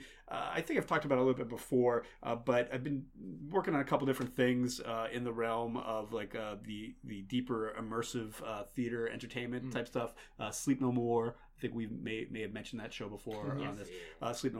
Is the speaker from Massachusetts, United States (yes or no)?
yes; Grafton, Massachusetts, United States; I grew up outside of Worcester, right next to Worcester in Grafton, Mass